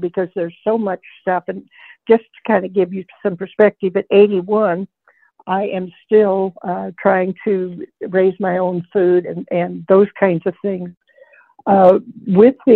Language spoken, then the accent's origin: English; Kansas, United States; also born or lived in Arkansas; now in Idaho, United States; I grew up in Kansas, and we had this beautiful river bottom loam to garden